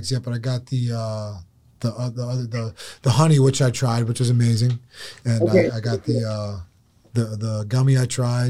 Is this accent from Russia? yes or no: yes; Dagestan, Russia; Yeah. We're both from Dagestan?